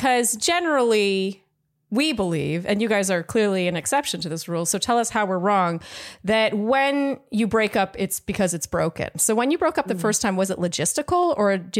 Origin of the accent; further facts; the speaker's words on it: Canada; moved away as an adult; I'm Canadian